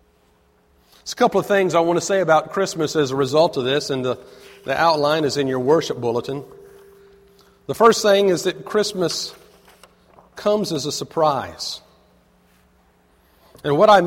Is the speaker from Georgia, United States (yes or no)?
yes; Avondale Estates, Georgia, United States; I grew up in Avondale, outside of Decatur, is right in the middle of Avondale Estates.